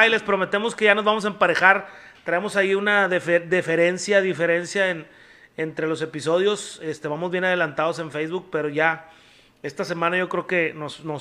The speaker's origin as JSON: {"language": "Spanish", "country": "Mexico", "said": "yo me siento buen mexicano"}